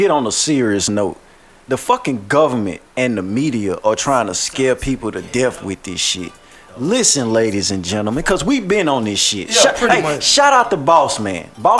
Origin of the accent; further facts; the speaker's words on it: Shreveport, Louisiana, United States; I'm from Shreveport, Waterside to be exact. I done stayed in every hood though.